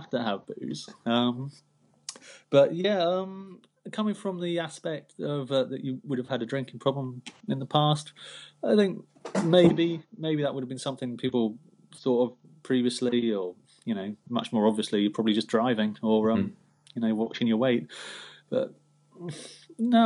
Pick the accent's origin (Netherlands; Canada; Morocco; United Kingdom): United Kingdom; we're British, it's part of our culture